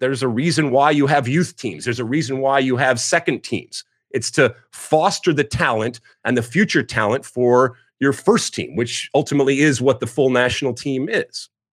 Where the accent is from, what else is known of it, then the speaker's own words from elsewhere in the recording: right outside of Detroit, Michigan, United States; moved away as an adult; I grew up in Michigan, right outside of uh, Detroit